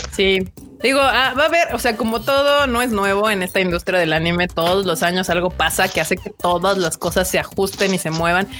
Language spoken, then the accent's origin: Spanish; Mexico; buenos Mexos y latinos que somos